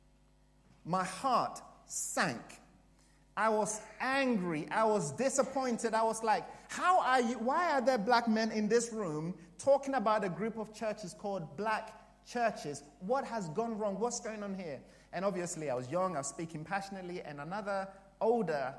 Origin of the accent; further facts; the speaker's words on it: Ghana; also born or lived in Canterbury; now in United Kingdom; I came from Africa, from Ghana